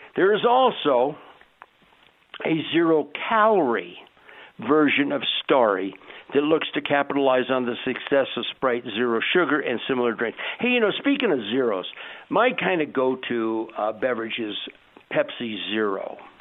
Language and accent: English; Southern California, United States; I grew up in Southern California